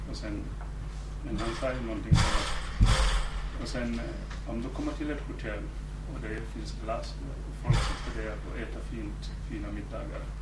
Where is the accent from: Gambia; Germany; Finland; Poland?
Gambia; moved away as an adult; now in Sweden; jag gick i high school i Gambia